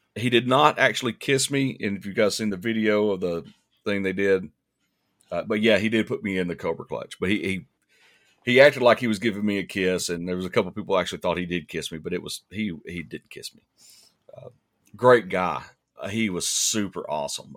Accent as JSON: {"language": "English", "town": "East Ridge", "region": "Tennessee", "country": "United States", "tie": "born or raised there", "said": "East Ridge is, um, it's my hometown"}